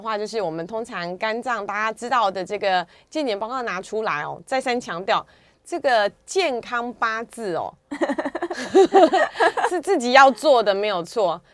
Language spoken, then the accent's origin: Chinese; Taiwan; 这是我们台湾人的骄傲哦